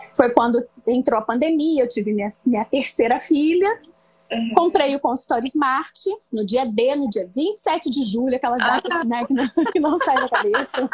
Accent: interior of São Paulo, Brazil; moved away as an adult; now in Rio de Janeiro, Brazil; eu vim do interior de São Paulo, embora hoje eu moro no Rio. Hoje não, né? Já moro no Rio há 18 anos. Eu vim fazer faculdade de nutrição aqui no Rio

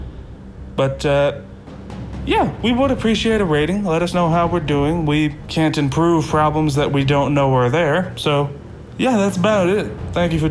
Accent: Alabama, United States; growing up in Alabama

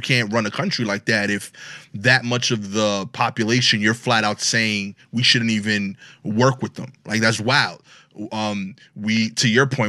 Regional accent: Brooklyn, New York, United States; talk the way I talk. I have an accent. {S0} Yeah, yeah, yeah. {S3} And I'm from Brooklyn.

